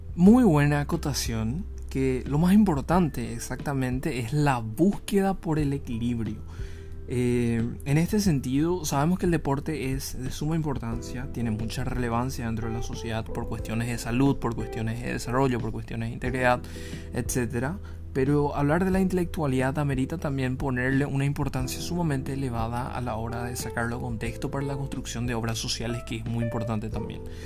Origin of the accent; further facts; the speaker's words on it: Ciudad del Este, Alto Paraná, Paraguay; yo soy de Ciudad del Este.